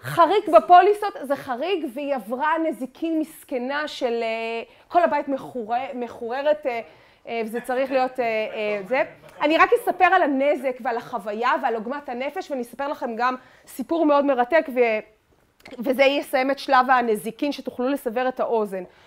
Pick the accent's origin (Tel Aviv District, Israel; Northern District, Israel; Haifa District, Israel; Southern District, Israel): Tel Aviv District, Israel; Tel Aviv; אני תל אביבית